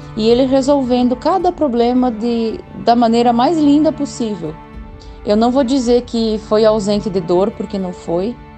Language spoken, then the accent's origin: Portuguese; Pinhãozinho, Santa Catarina, Brazil; sou da cidade de Pinhãozinho, Santa Catarina